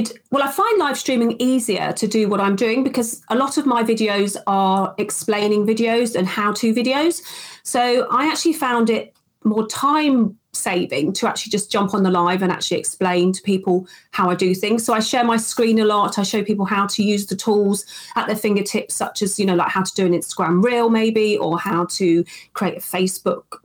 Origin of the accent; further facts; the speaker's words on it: United Kingdom; accent: UK; I'm based in the UK, as you can tell from my accent